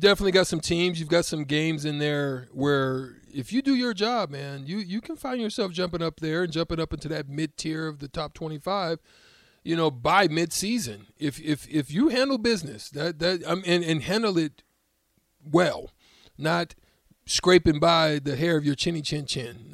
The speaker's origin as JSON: {"language": "English", "town": "Auburn", "region": "Alabama", "country": "United States", "said": "I'm from Auburn"}